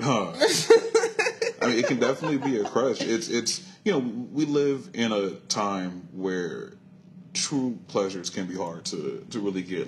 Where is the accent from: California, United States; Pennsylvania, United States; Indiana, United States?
California, United States; Compton; born and raised here in Los Angeles. Compton if you want to be specific